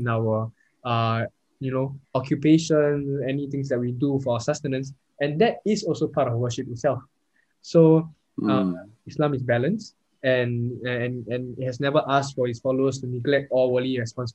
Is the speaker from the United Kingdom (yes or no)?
no; Singapore; also born or lived in Perth, Australia; as Singaporean Muslims